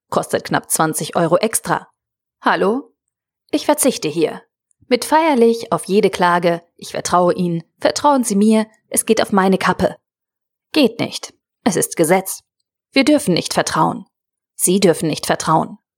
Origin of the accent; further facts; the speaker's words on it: Northern Germany, Germany; Ich komme ja aus Norddeutschland.